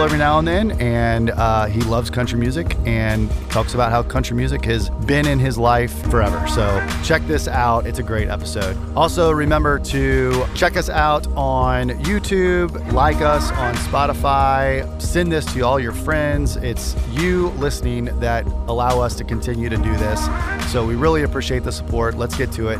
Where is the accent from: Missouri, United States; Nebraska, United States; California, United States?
Missouri, United States; moved away; my hometown in Peavey, Missouri